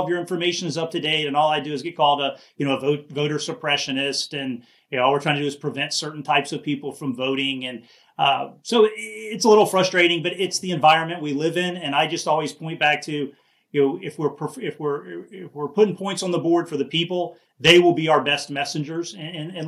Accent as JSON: {"language": "English", "town": "Miami", "region": "Florida", "country": "United States", "tie": "born or raised there", "also_born_or_lived": "Jacksonville area, Florida", "said": "I grew up in Miami, so I've seen the changes there from the 70s and 80s to today"}